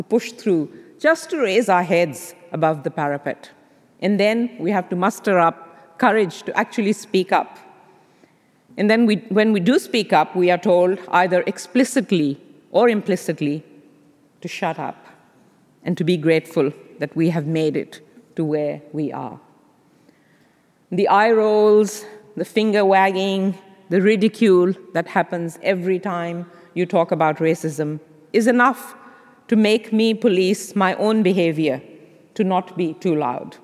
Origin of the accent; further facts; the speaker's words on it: Pakistan; moved away as an adult; now in Australia; growing up in Pakistan, a place which was once colonized by the British